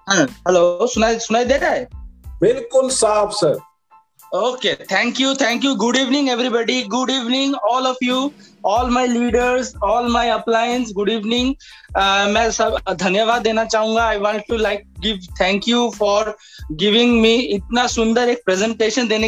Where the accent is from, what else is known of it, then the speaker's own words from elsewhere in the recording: Durgapur, West Bengal, India; मैं दुर्गापुर से बिलोंग करता हूँ